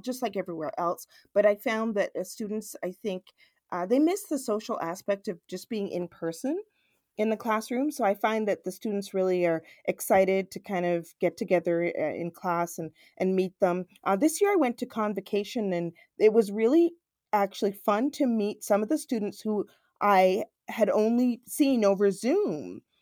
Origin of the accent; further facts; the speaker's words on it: Toronto, Ontario, Canada; I'm born actually in Toronto, I grew up in Scarborough, which is a very multicultural suburb of Toronto